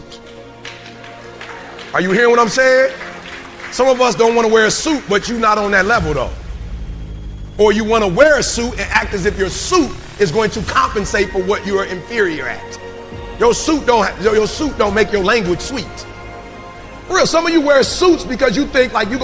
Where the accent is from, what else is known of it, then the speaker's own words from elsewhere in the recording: Detroit, Michigan, United States; I'm from Detroit.